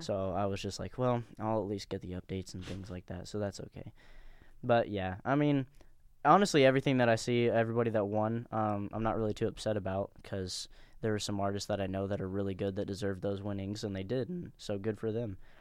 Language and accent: English; Danville, United States; we're all from Danville